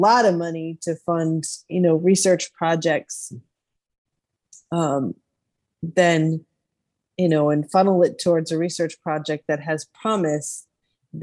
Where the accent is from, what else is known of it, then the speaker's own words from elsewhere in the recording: New York, United States; moved away as an adult; now in Arkansas, United States; moved to Arkansas, but I was born and bred in New York State